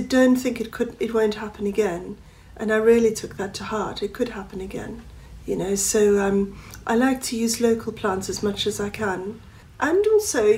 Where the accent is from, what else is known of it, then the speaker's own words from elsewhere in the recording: South Africa; now in England; I was brought up in South Africa